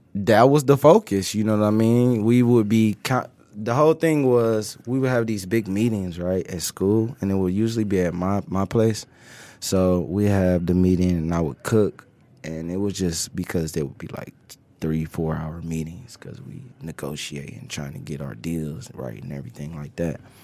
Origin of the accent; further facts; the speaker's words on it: Cleveland, Ohio, United States; moved away as an adult; now in Detroit, United States; I was born, I was raised in Cleveland, though.